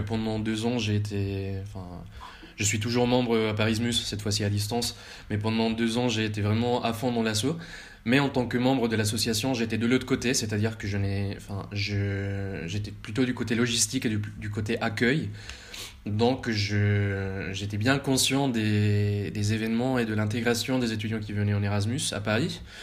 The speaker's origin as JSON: {"language": "French", "town": "Bogotá", "country": "Colombia", "tie": "born or raised there", "also_born_or_lived": "France", "moved": "as an adult", "lives_now": "Vienna, Austria", "said": "j'ai grandi en Colombie euh, jusqu'à mes 18 ans"}